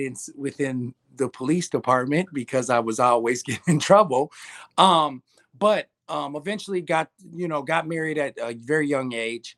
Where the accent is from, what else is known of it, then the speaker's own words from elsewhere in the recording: Minneapolis, Minnesota, United States; I grew up in North Minneapolis